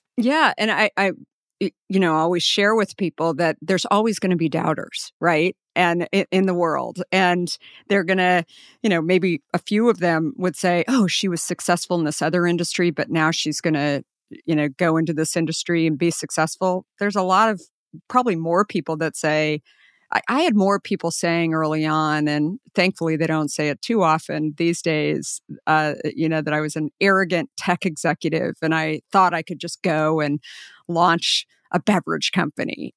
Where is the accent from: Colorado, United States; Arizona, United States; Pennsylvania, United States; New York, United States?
Arizona, United States; Scottsdale; I grew up in Scottsdale.